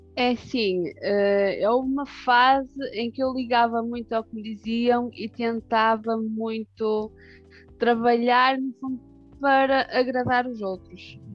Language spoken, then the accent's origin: Portuguese; Barcelos, Norte, Portugal; accent: northern; pelo sotaque dá para perceber que sou do norte